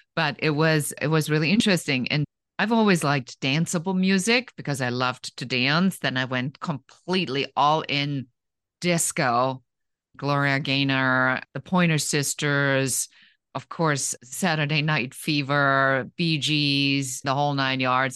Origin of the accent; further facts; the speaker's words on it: Germany; moved away as an adult; now in United States; I grew up in Germany, and I came to the United States when I was in my early twenties